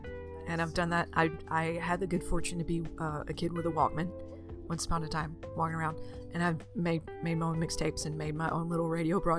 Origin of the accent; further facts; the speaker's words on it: Southeast Arkansas, United States; when I was a child growing up in Christian Southeast Arkansas.